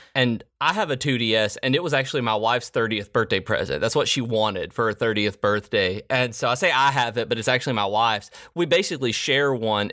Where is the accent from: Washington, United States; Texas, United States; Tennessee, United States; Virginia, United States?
Tennessee, United States; Middle; I grew up in Middle Tennessee